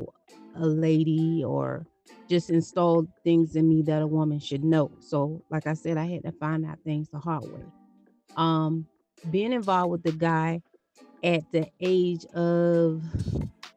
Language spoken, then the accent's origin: English; Okeechobee, Florida, United States; Growing up in Okeechobee